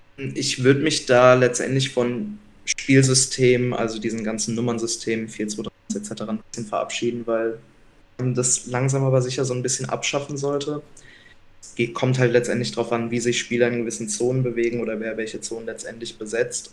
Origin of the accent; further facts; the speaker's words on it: Mannheim, Baden-Württemberg, Germany; moved away; weil ich halt auch wirklich nicht aus der Region komme. Ähm, ich komme halt aus Mannheim